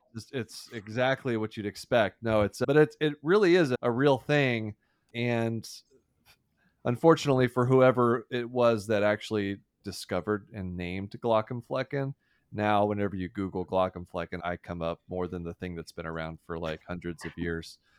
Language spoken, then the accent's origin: English; Deer Park, Texas, United States; I grew up in Houston, and, or, oh, outside of Houston, small town, Deer Park, Texas